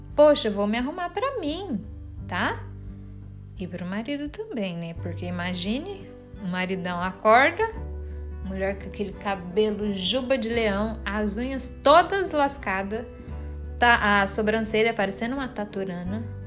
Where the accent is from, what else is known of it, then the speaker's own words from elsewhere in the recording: Brazil; accent: caipira; eu falei igual uma caipira agora, né? Eu sou caipira mesmo.